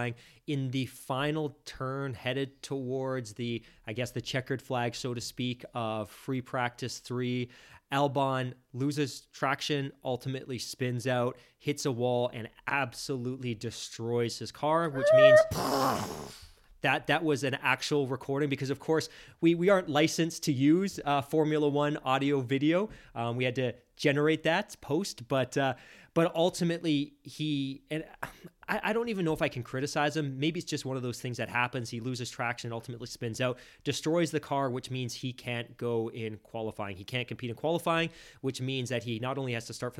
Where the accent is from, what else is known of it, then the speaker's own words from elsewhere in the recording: Canada; as Canadian fans